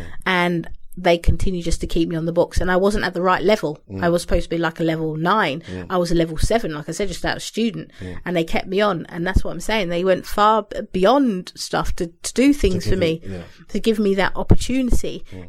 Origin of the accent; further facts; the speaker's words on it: London, United Kingdom; I came from London, random girl. I ended up in somewhere outside of Manchester, where I hasten to say there's not many black girls roaming around